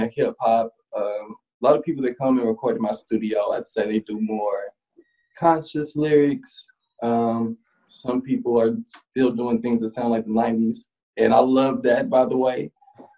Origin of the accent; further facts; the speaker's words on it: Nashville, Tennessee, United States; I'm a Nashville native